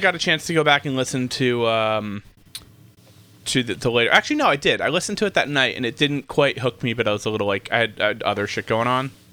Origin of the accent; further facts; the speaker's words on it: New Jersey, United States; where I grew up in New Jersey